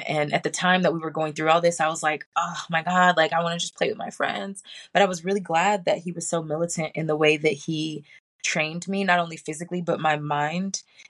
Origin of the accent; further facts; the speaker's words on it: Hawaii, United States; I was born in Hawaii, a military brat. We didn't move a whole lot when I was younger